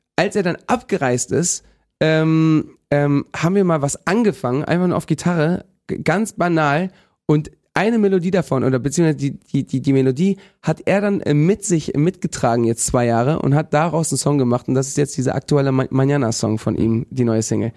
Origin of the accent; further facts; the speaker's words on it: Bendinat, Balearic Islands, Spain; moved away; Ich komme ja aus Bendinat